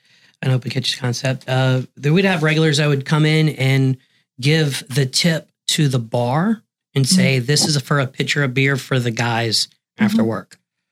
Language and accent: English; Green Bay, Wisconsin, United States; It's because we're from Green Bay, Wisconsin.